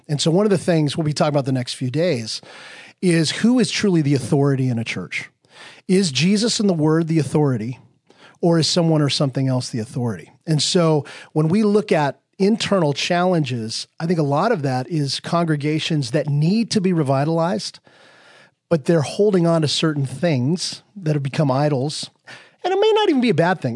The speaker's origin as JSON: {"language": "English", "region": "Wyoming", "country": "United States", "tie": "born or raised there", "said": "I grew up in Wyoming. Okay, so now you've met someone from Wyoming."}